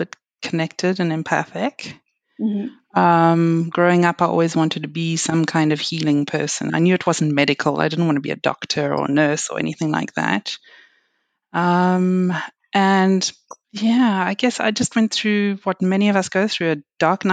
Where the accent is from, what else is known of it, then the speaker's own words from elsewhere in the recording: South Africa; also born or lived in France / United Kingdom; now in Canada; I actually grew up in South Africa. You might have recognized an accent